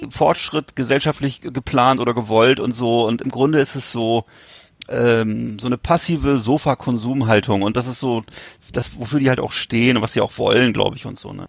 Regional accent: Hamburg, Germany; den zucke ich als Hamburger immer zusammen

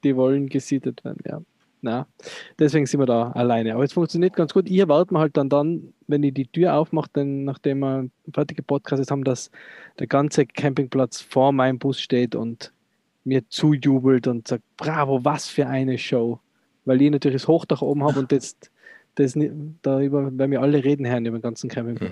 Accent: Tyrol, Austria; Als Tiroler

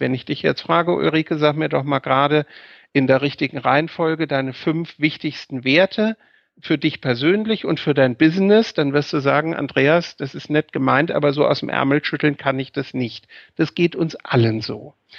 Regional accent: Bad Homburg, Hesse, Germany; moved away as an adult; also born or lived in Mainz; now in Wiesbaden, Germany; ich habe meine, meine Kindheit in Bad Homburg verbracht

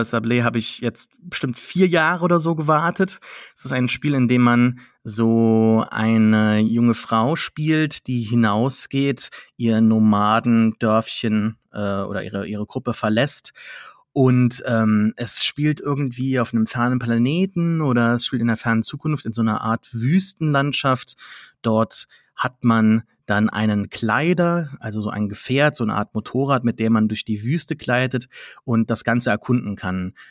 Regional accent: Saarland, Germany; bin kein Franzose, obwohl ich Saarländer bin

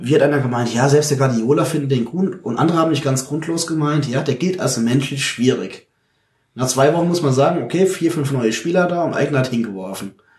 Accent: Munich, Bavaria, Germany; als Münchner

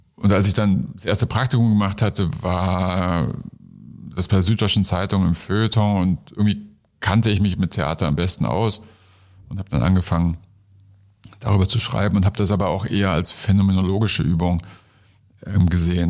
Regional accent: Munich, Bavaria, Germany; in München in der U-Bahn, wo ich groß geworden bin, nicht in der U-Bahn, sondern in München

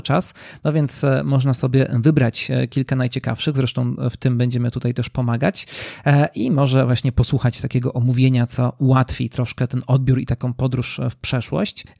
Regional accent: Nowy Sącz, Lesser Poland, Poland; also born or lived in Warsaw; z mojego rodzinnego miasta, czyli z Nowego Sącza

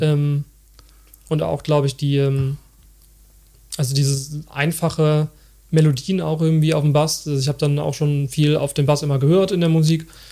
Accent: Bergisches Land, North Rhine-Westphalia, Germany; ich bin dann ähm, auch im Bergischen Land aufgewachsen

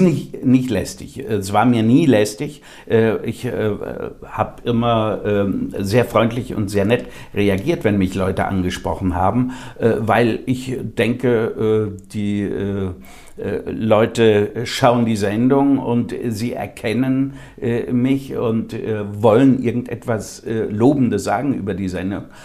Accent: Germany; unsere Mentalität als äh, Deutsche

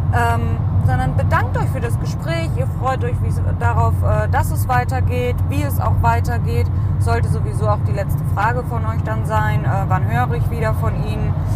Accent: Cologne, North Rhine-Westphalia, Germany; Wir kommen ja aus Köln

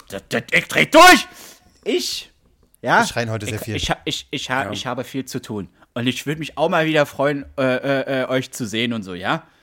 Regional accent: Bavaria, Germany; born there; kann ich sagen, ich bin auch ein Bayer, ich wurde ja da geboren

